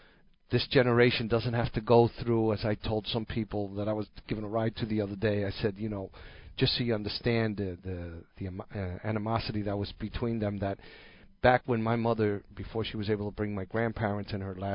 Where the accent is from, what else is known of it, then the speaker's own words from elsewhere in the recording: New York City, New York, United States; I'm a first-generation American. I was born in New York City. My parents actually met here, both of them of Cuban descent.